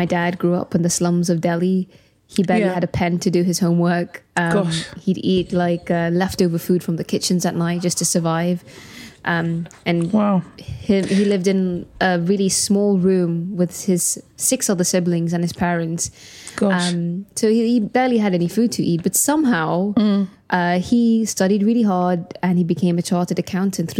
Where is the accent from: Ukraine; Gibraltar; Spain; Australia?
Gibraltar; now in London, United Kingdom; I was born and raised in Gibraltar. I'm purebred Janita, as they say